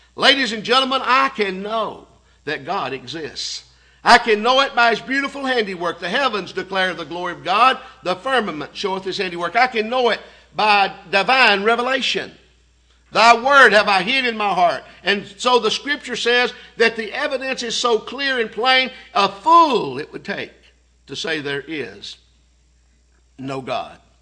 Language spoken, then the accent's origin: English; Signal Mountain, Tennessee, United States; we grew up on Signal Mountain more as brothers than uncle, nephew